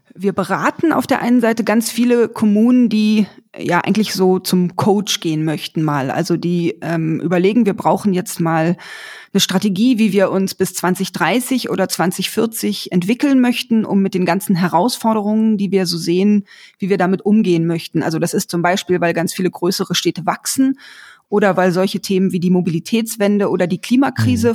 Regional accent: Berlin, Germany; Ich bin in Berlin aufgewachsen

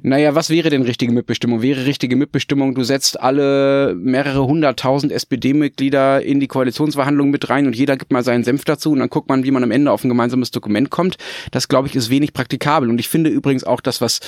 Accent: Dortmund, North Rhine-Westphalia, Germany; wo ich aufgewachsen bin, nämlich in der Hörweite des Westfalenstadions in Dortmund

